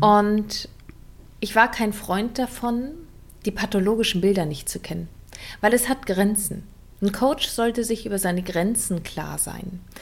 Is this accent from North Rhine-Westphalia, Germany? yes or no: no; Berlin, Germany; accent: Berlinerisch; so bin ich in Berlin aufgewachsen